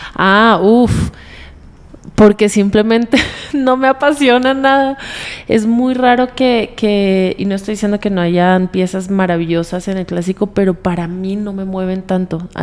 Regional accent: Colombia; moved away as an adult; also born or lived in United States / Bolivia; now in Mexico; yo crecí en Colombia

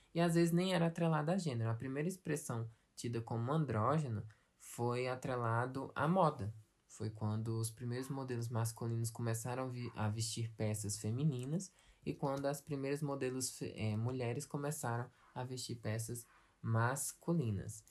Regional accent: Brazil; aqui no Brasil

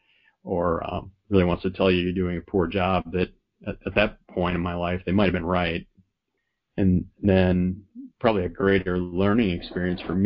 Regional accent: Sheboygan Falls, Wisconsin, United States; My hometown, Sheboygan Falls

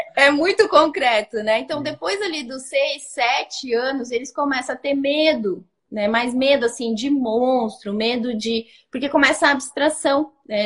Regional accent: Brazil; Eu também sou brasileira, mas tenho muita tradição alemã

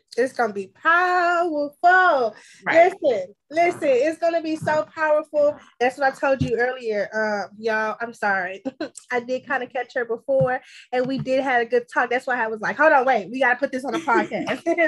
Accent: Texas, United States; I'm from Texas. I'm from the South South

